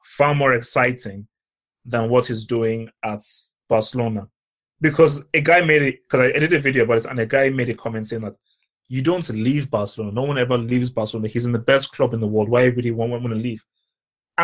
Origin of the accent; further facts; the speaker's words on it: Nigeria; also born or lived in London; Then when I was either 1 or 2, I then went to Nigeria. So I did my nursery school, primary school in Nigeria